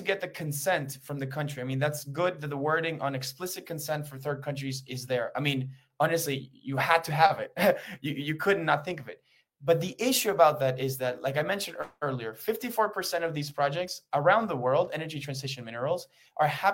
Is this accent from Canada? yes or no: no; Peru; I'm from Peru